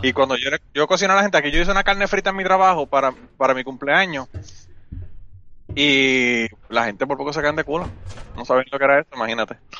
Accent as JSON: {"language": "Spanish", "country": "Puerto Rico", "tie": "born or raised there", "moved": "as an adult", "lives_now": "United States", "said": "yo soy de Puerto Rico y, es verdad, yo soy de Puerto Rico."}